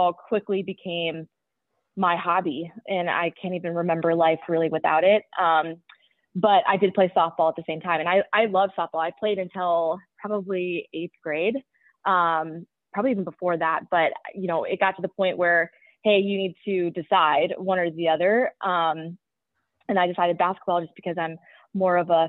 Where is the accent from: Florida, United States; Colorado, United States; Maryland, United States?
Colorado, United States; Parker; I grew up in Parker, Colorado, which is just about 20 minutes south of Highland Ranch, which is where I went to high school